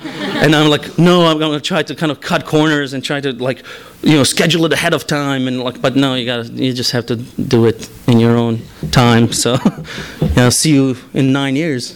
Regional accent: Bosnia & Herzegovina; first language Bosnian; English is a second language; now in United States; I am not really connected with the Bosnian uh, diaspora here

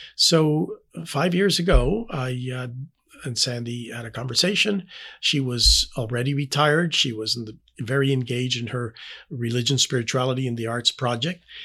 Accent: Panama; English is a second language; moved away as an adult; now in Indianapolis, United States; I was born and raised in Panama.

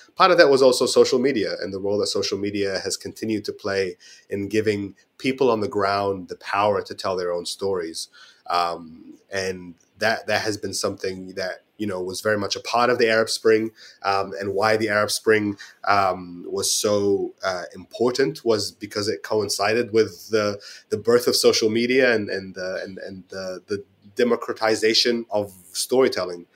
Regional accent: Auckland, New Zealand; moved away as an adult; also born or lived in Cairo, Egypt / Istanbul, Turkey; now in London, United Kingdom; I was born in Cairo, in Egypt, and I migrated to Auckland when I was eight years old, spent most of my life here

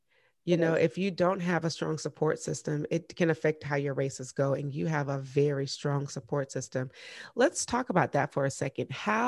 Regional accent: the South, United States; Cause you know, I'm from the South.

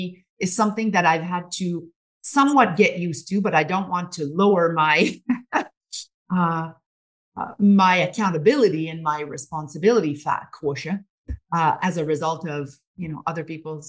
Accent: Montreal, Quebec, Canada; now in British Columbia, Canada; we come from Montreal.

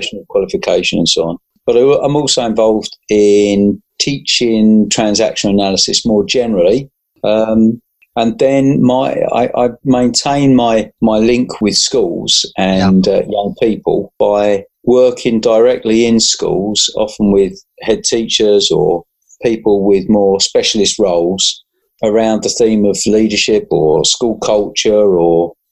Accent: London, United Kingdom; moved away as an adult; now in Suffolk, United Kingdom; born and bred in South London

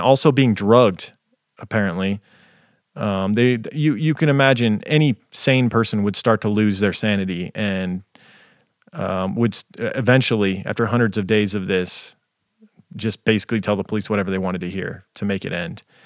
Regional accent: United States; being an American

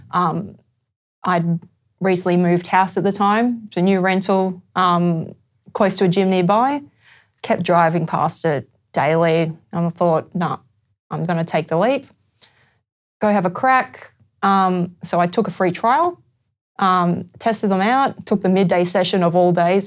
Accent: Brisbane, Queensland, Australia; I'm from Brisbane.

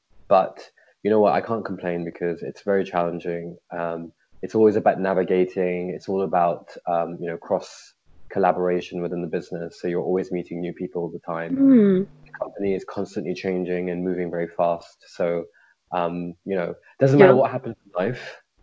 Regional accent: United Kingdom; also born or lived in India / Zurich / Paris / Amsterdam; born here in the UK. I've lived my whole life here in the UK

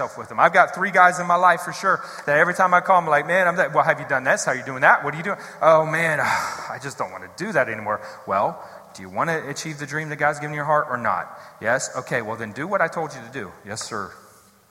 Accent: Columbus, Ohio, United States; moved away as an adult; also born or lived in Pennsylvania / Texas / Missouri; now in Columbus, United States; I'm from the west side of Columbus originally.

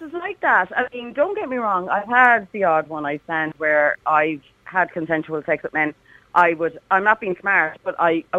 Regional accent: Ireland; I'm Irish.

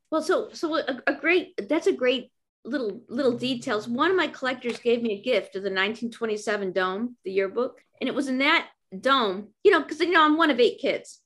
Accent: Chicago, Illinois, United States; I grew up in Chicago

